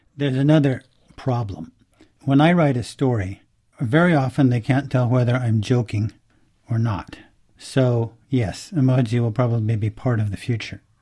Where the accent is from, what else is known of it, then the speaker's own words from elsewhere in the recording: United States; I'm an American